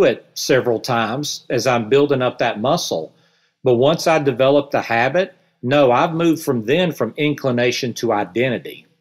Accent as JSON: {"language": "English", "region": "the South", "country": "United States", "accent": "Southern", "said": "with my Southern accent"}